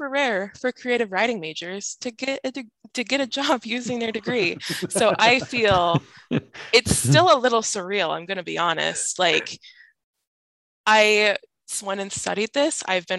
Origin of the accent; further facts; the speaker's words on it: Southeast Idaho, United States; moved away as an adult; now in Spokane, United States; growing up in Southeast Idaho